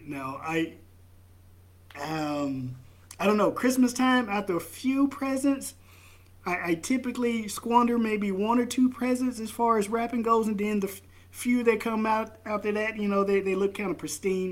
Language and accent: English; the South, United States; now in Idaho, United States; I'm from the South.